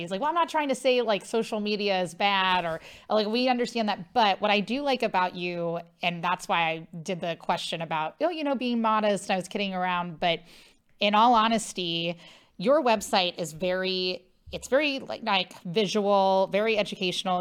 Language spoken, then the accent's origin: English; Cincinnati, Ohio, United States; I'm from Ohio, Cincinnati.